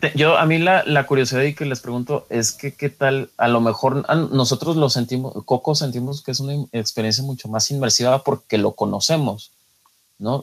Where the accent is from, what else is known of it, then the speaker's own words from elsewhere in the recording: Mexico; uno como mexicano